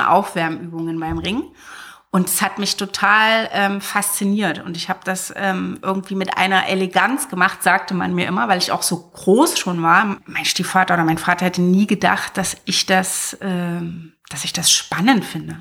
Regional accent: Zwickau, Saxony, Germany; moved away as an adult; war in Zwickau bis zu meinem 19. Lebensjahr

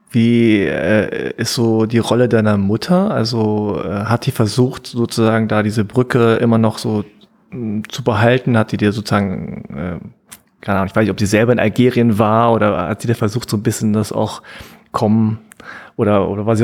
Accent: South Korea; Ja, naja, also ich meine, so als Koreaner ist es irgendwann un unausweichlich.

